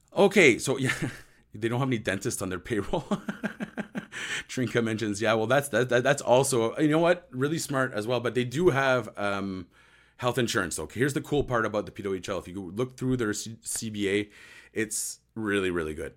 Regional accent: Ottawa, Ontario, Canada; I'm from Ottawa.

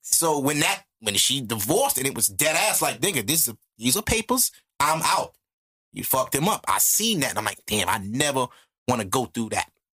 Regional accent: United States; I'm American

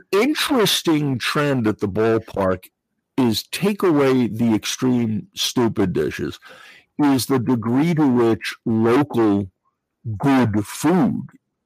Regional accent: New England, United States; I grew up in New England.

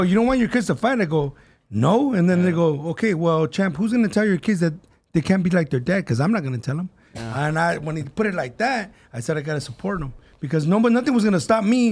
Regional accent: Southern California, United States; We're from Southern California

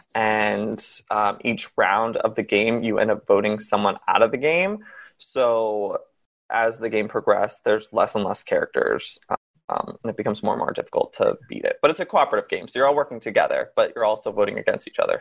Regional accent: Massachusetts, United States; moved away as an adult; now in Los Angeles, United States; I grew up in Massachusetts until I was 19 years old, and then I packed up a car and drove cross country

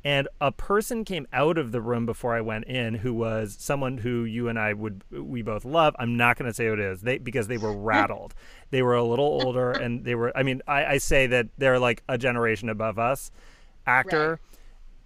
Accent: Massachusetts, United States; where are you from? And I said, Massachusetts

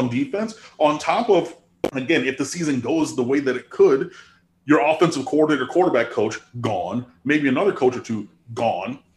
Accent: Michigan, United States; I grew up in Michigan

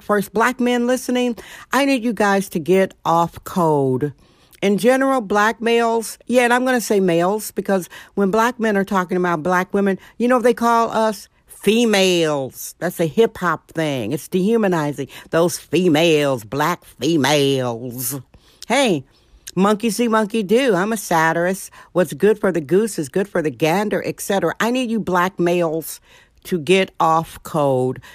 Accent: Milwaukee, Wisconsin, United States; now in San Francisco, United States; I'm a girl from Milwaukee, Wisconsin

